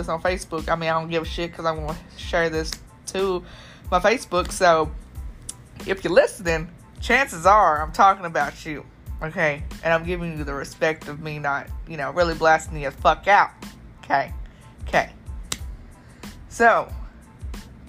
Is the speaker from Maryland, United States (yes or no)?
no; Hopkinsville, Kentucky, United States; my hometown, Kentucky.